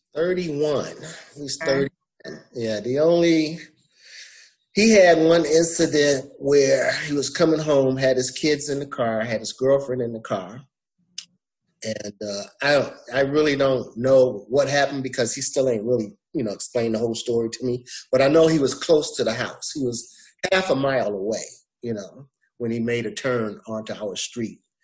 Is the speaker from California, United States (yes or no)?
no; Flint, Michigan, United States; also born or lived in Alabama; I was raised in Michigan, in Flint, Michigan